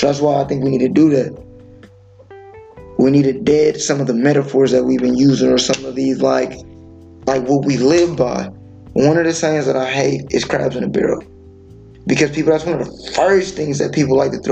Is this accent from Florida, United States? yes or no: no; California, United States; being from California, bro, we can have two different blocks that are like literally a block away beefing with one another. You know, I'm from Seesaw, city full of Crips